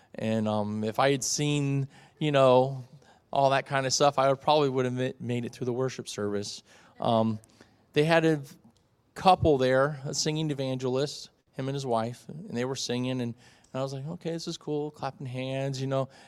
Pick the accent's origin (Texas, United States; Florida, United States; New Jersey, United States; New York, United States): Florida, United States; South; moved away; in my first twelve years of my life, I had the classic American life, uh, growing up in South Florida